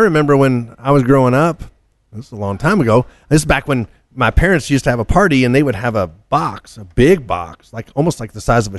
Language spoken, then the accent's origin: English; Kentucky, United States; I grew up in Kentucky.